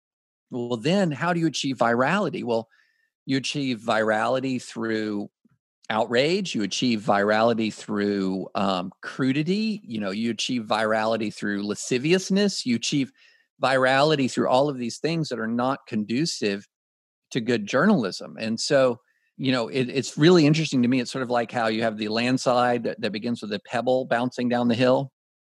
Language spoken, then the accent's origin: English; Kentucky, United States; When I grew up in Kentucky